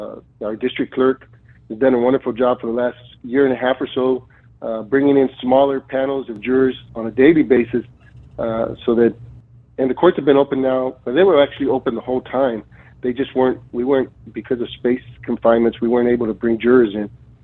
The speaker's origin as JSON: {"language": "English", "town": "Edinburg", "region": "Texas", "country": "United States", "moved": "as an adult", "lives_now": "McAllen, United States", "said": "I'm originally from Edinburg, been in McAllen the last 33 years"}